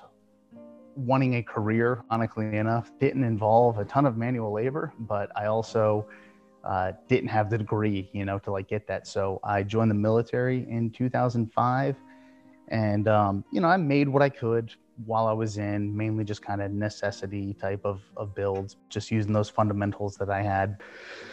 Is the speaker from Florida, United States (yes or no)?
yes; South Florida, United States; moved away as an adult; I moved back down to my hometown in South Florida